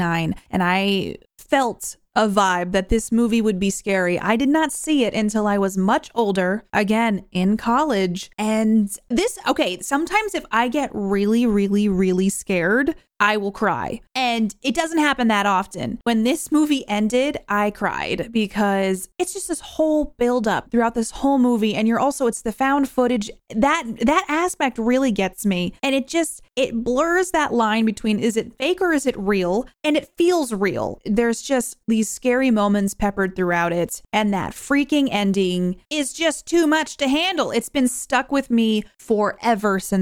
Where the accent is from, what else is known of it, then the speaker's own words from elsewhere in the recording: New Hampshire, United States; I grew up in New Hampshire